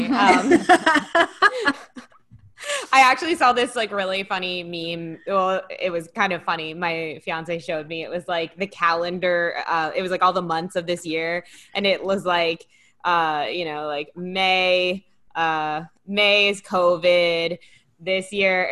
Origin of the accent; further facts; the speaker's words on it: Philadelphia, Pennsylvania, United States; I'm from Philly